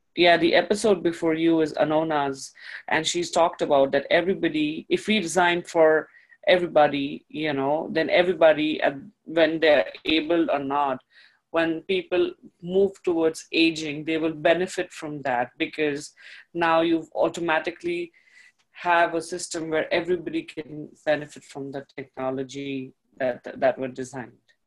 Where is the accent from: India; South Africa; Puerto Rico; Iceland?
India; moved away; I come from the East, I come from India